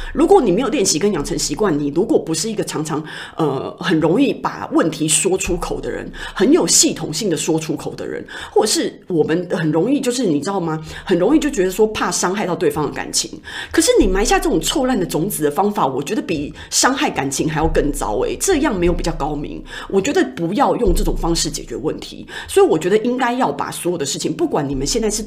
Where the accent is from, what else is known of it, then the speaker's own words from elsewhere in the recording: Taiwan; 我们台湾人